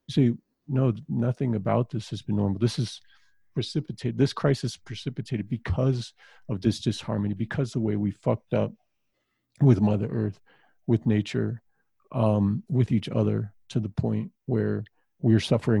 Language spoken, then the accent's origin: English; Southwest, United States; growing up in the Southwest